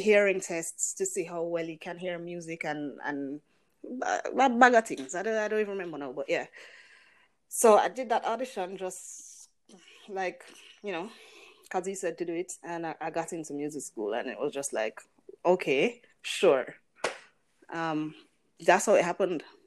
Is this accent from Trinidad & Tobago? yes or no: no; Jamaica; I am a Jamaican musician.